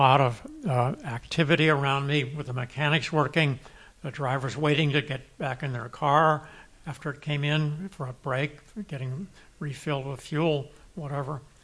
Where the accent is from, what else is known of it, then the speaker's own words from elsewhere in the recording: Santa Barbara, California, United States; also born or lived in Europe; I'm a Santa Barbara kid. I grew up here